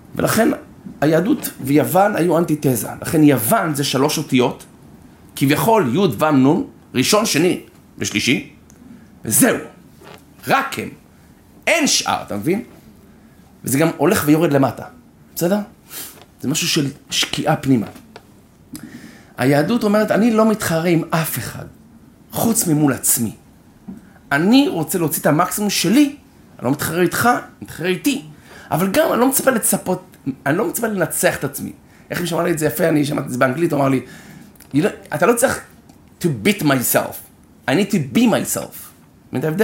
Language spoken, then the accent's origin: Hebrew; Israel; I'm Israeli